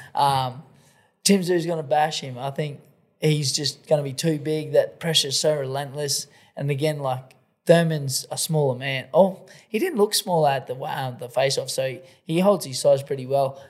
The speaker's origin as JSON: {"language": "English", "country": "Australia", "said": "I'm the Australian …."}